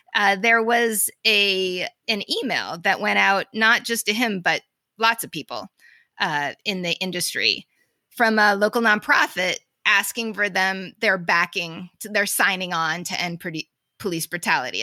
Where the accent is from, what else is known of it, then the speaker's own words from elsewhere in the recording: Boston, Massachusetts, United States; I'm from Boston